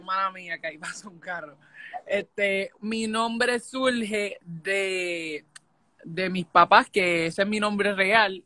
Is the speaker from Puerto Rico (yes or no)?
yes; Puerto Rico; moved away as an adult; now in Florida, United States; yo soy de Puerto Rico y llevo viviendo seis años en Estados Unidos, vivo en Florida.